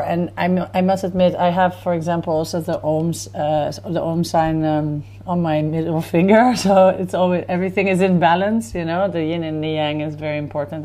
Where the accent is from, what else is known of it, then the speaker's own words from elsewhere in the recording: Netherlands; now in Tel Aviv, Israel; growing up in Holland, you definitely always had the influence of festivals